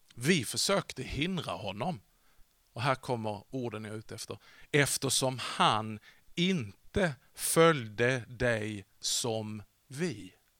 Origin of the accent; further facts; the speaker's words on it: Vollsjö, Skåne, Sweden; Jag växte upp i världsmetropolen Vollsjö. Det ligger lite norr om Sjöbo, söder om Hörby